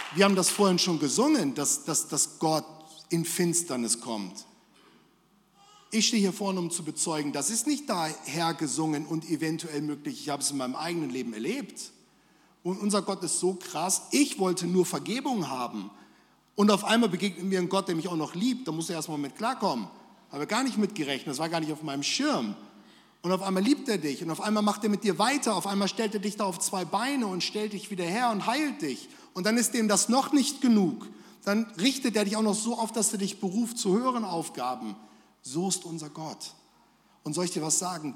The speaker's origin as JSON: {"language": "German", "area": "between Bremen and Hanover", "region": "Lower Saxony", "country": "Germany", "moved": "as an adult", "lives_now": "Gelsenkirchen, Germany", "said": "ich komme aus Norddeutschland eigentlich zwischen äh, Bremen und Hannover, da ist schön"}